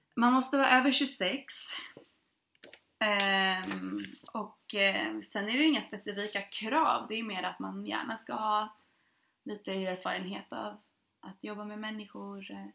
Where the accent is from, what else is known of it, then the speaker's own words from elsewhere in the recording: Sweden; jag som svensk